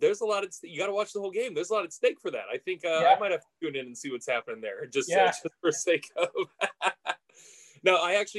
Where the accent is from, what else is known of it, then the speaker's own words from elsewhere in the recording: Coquille, Oregon, United States; I grew up in Coquille. Our rival was Myrtle Point